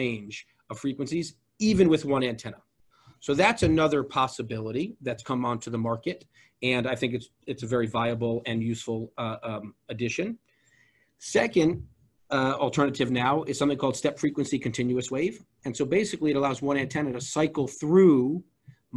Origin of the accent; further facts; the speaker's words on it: Georgia, United States; I'm from Georgia